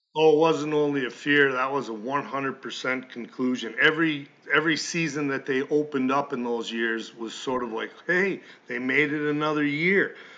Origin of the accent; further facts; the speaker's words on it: Malone, New York, United States; I grew up here in Malone